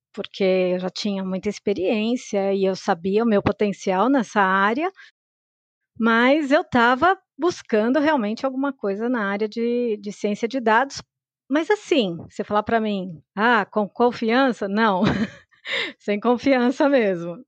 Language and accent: Portuguese; São Paulo, Brazil; Eu sou de São Paulo. A minha família veio do interior do estado e se estabeleceu aqui em São Paulo mesmo